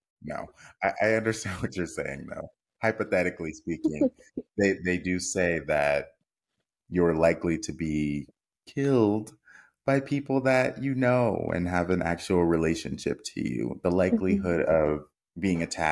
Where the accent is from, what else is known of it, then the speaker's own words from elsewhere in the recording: United States; We as American viewers